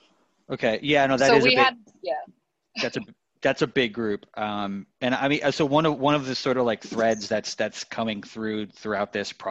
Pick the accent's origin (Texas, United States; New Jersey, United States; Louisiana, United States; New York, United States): New York, United States; New York City; I grew up in the New Yorker Hotel as well, or I was born in the New Yorker Hotel.